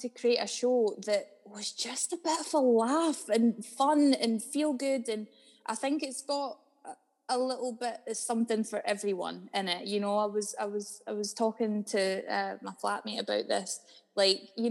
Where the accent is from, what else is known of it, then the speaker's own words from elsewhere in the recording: Dalkeith, Scotland, United Kingdom; I am from a place called Dalkeith, just outside of Edinburgh, specifically Woodburn, which is a little council estate just outside of Dalkeith.